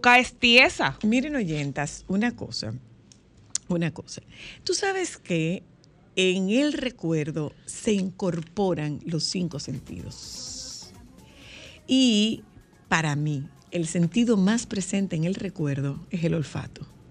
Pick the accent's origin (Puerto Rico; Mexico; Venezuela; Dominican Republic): Dominican Republic; Nagua, María Trinidad Sánchez; moved away; hay un punto en Nagua que me huele a mi niñez